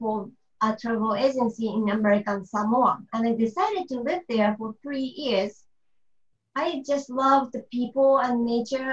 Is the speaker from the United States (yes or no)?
no; Choshi, Chiba, Japan; English is a second language; moved away as an adult; also born or lived in Auckland, New Zealand / Australia; I was born in Choshi, close to the beach